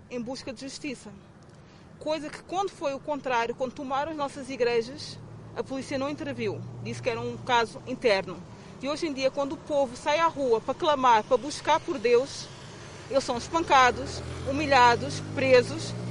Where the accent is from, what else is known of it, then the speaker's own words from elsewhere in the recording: Angola; nós também somos angolanos